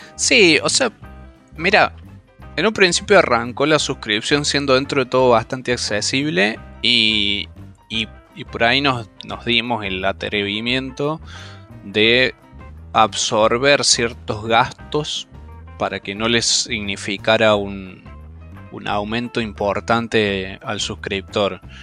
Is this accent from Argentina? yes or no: yes; Córdoba, Argentina; now in Villa María, Argentina; Somos todos de Córdoba